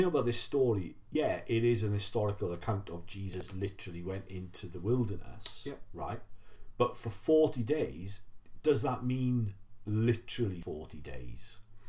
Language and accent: English; Wales, United Kingdom; As a Welshman